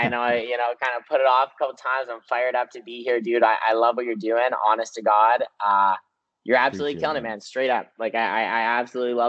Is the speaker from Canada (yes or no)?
yes; Peterborough, Ontario, Canada; now in London, Canada; I'm from Peterborough, and basically grew up there my whole entire life.